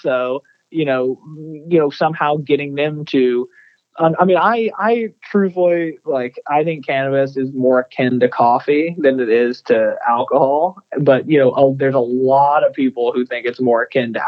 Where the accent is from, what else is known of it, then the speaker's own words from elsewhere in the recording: Texas, United States; growing up in Texas, you know, reading Texas textbooks